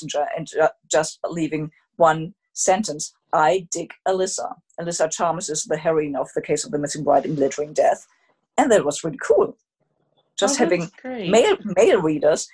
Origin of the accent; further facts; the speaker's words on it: Germany; I was born in Germany